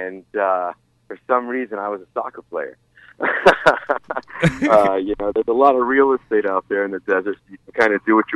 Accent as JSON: {"language": "English", "town": "Palm Springs", "region": "California", "country": "United States", "tie": "born or raised there", "said": "I am from Palm Springs, born and raised, desert rat, as they say"}